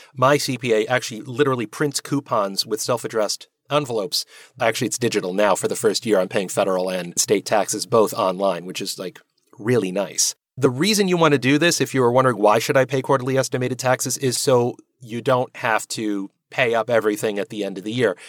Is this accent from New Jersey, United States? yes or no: yes; New Jersey, United States; also born or lived in Manhattan; now in New York, United States; it's New Jersey. The reason why is, well, it's home. I mean, I live here in Manhattan